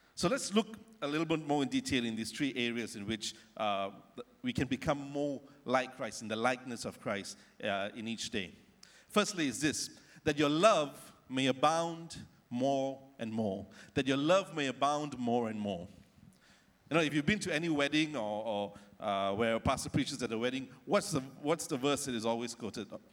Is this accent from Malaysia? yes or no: yes; Ampang, Selangor, Malaysia; near where I grew up in Ampang in KL